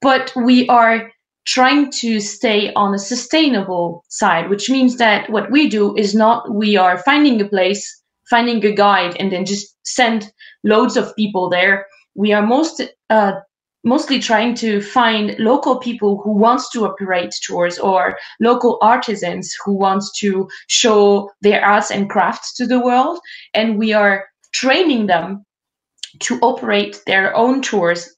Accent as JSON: {"language": "English", "country": "France", "moved": "yes", "lives_now": "Japan", "said": "I come from France"}